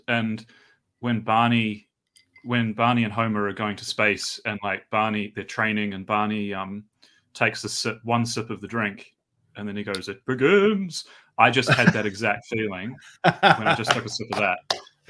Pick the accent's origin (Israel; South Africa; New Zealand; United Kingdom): New Zealand; So I'm from New Zealand originally, or from Aotearoa, and I grew up there.